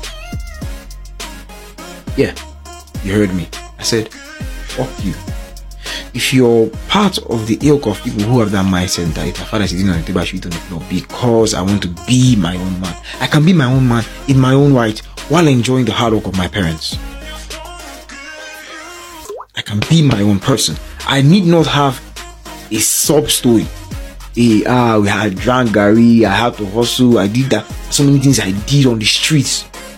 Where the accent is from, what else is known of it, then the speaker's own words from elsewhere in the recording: Lagos, Nigeria; also born or lived in Eket / Aba / Abuja; I was born in Lagos. I grew up partly in Lagos. Grew up also in Eket, Akwa Ibom State. And then dad retired, moved to my hometown, Aba.